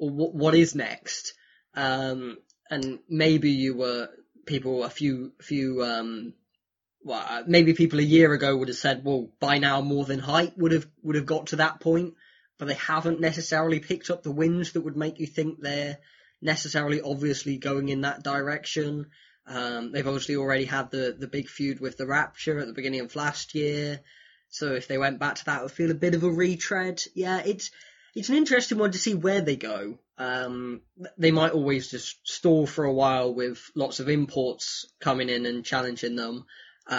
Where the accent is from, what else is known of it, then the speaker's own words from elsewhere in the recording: United Kingdom; as a British guy